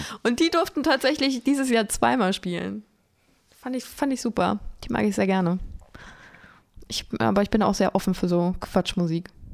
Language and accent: German; Lich, Hesse, Germany; mein Heimatort ist Lich. Das heißt, da, wo das Licher Bier herkommt